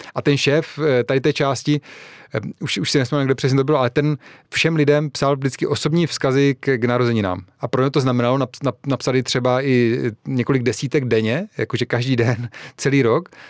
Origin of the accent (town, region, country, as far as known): Czechia